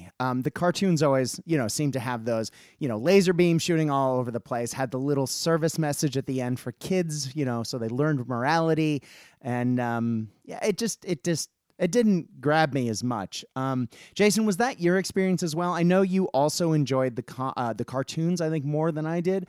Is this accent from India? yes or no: no; Japan; I guess partially I grew up in Japan